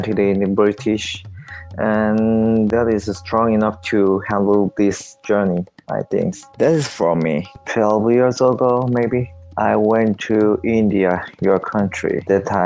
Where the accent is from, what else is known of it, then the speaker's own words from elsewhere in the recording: South Korea; I'm from South Korea.